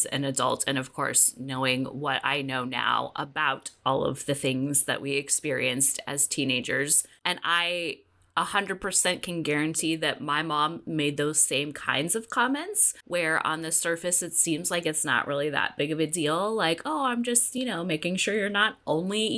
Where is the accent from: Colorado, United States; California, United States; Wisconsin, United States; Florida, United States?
California, United States; Southern; I was born and raised in Southern California